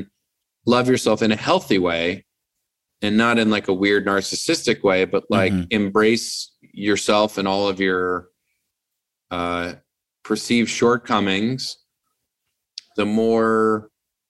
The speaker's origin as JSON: {"language": "English", "region": "East Coast", "country": "United States", "moved": "yes", "lives_now": "Los Angeles, United States", "said": "I'm from the East Coast and I miss my family"}